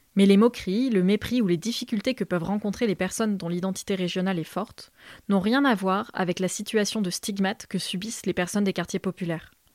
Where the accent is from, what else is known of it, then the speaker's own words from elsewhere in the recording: France; j'ai grandi dans la France rurale, allant de petits villages en ville de taille moyenne.